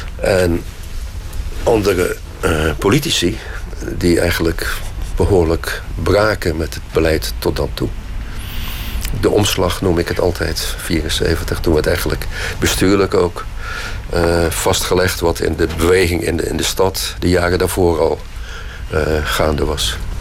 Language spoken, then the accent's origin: Dutch; Krabbendijke, Zeeland, Netherlands; Ik ben geboren in Zeeland in Krabbedijken. Dat ligt op Zuid-Beverland